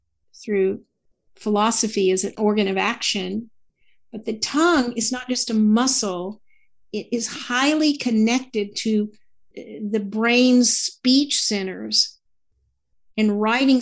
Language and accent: English; the South, United States; I'm from the South and we always call people sweetheart or honey.